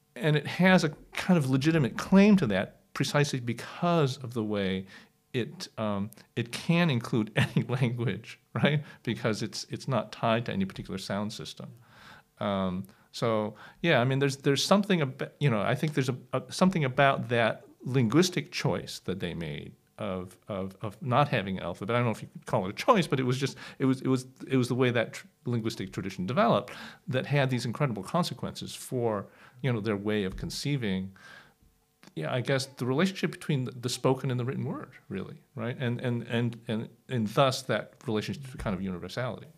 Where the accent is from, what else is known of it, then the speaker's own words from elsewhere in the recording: United States; I grew up in the United States